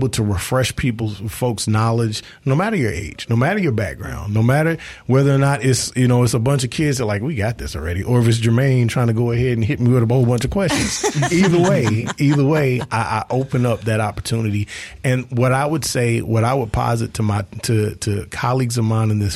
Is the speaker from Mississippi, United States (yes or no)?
yes; South Mississippi, United States; I'm from South Mississippi, and we used to work with the kids in our community a lot